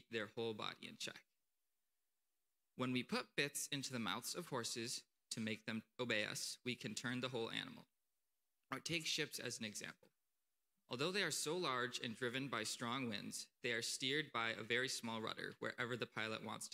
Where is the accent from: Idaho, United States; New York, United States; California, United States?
New York, United States; Akron; also born or lived in Potsdam, New York; I'm from Akron, New York.